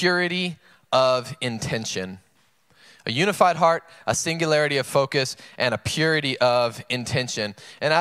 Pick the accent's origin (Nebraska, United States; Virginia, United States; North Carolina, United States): North Carolina, United States; now in San Marcos, United States; I'm from North Carolina, and I always go home for Christmas every year